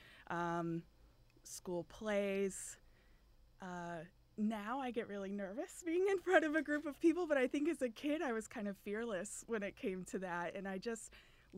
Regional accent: Ohio, United States; I grew up in Ohio

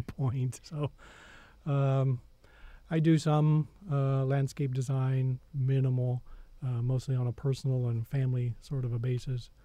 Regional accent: southern Missouri, United States; I grew up on a farm in southern Missouri

